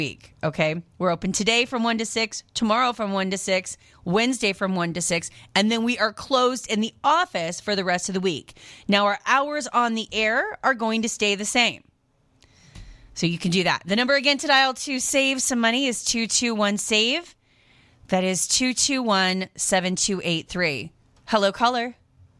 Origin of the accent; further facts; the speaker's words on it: Seattle, Washington, United States; moved away; I grew up in the Seattle area